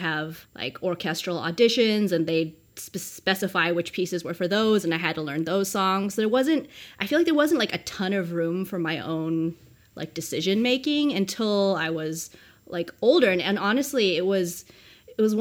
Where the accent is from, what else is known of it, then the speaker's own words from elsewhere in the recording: New Mexico, United States; I grew up in New Mexico